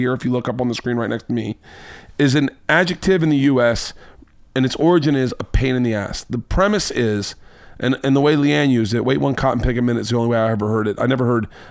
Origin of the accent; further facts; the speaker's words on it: Florida, United States; I'm from Florida.